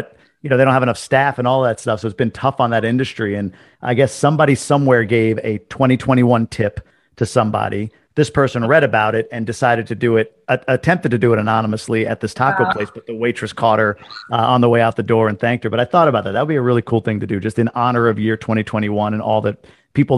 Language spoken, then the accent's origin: English; New York, United States; I'm a New Yorker